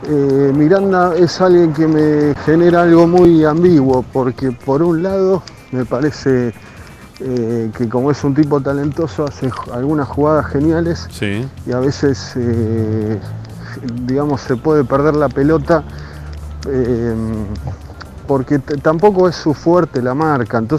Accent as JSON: {"language": "Spanish", "town": "Padua", "region": "Buenos Aires Province", "country": "Argentina", "said": "Buenas tardes, Ramiro y equipo … de Padua."}